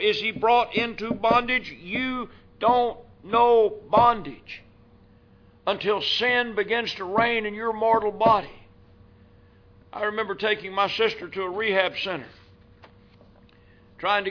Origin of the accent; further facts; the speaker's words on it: Louisville, Kentucky, United States; I was raised in Louisville, Kentucky.